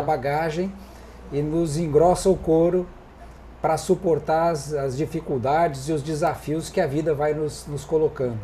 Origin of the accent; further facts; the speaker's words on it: Porto Alegre, Rio Grande do Sul, Brazil; eu sou eu sou gaúcho, nasci aqui em Porto Alegre em 1960